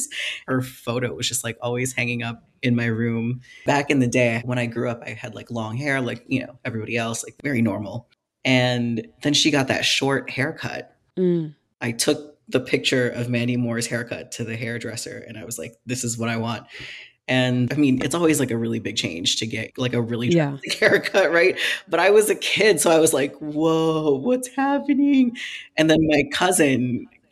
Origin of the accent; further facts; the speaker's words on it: Philippines; moved away; I grew up in the Philippines